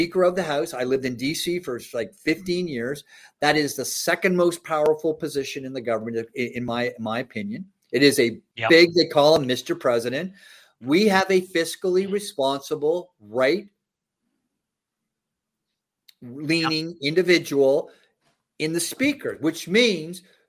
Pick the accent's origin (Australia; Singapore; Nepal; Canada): Canada; Toronto, Ontario; moved away as an adult; also born or lived in Washington, D.C. area, United States; I grew up in Toronto. I grew up in my parents' place, had a place in Don Mills